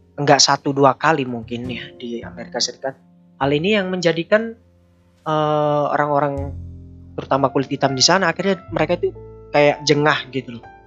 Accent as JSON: {"language": "Indonesian", "country": "Indonesia", "said": "kita Indonesia"}